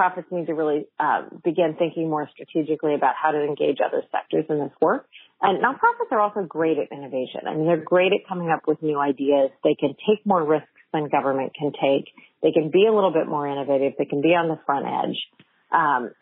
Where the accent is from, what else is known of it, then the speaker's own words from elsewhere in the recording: Fresno, California, United States; moved away; I grew up in Fresno